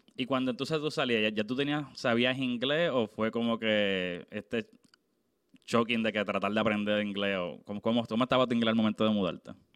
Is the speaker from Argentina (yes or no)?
no; Puerto Rico; yo soy obviamente de Puerto Rico